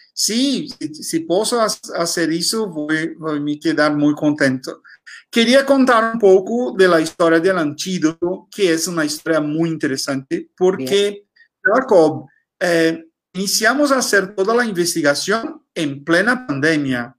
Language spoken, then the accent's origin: Spanish; Brazil; Spanish is a second language; tenemos una, una identidad muy fuerte, ¿no? Como, como brasileños